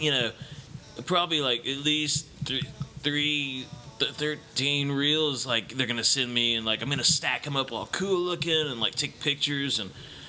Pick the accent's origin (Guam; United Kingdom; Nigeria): Guam; born there; also born or lived in Puerto Rico; Well, Rick, I was born in Guam, and like my parents, you know, like navies and stuff. So I went everywhere, but Guam, you know, and then Puerto Rico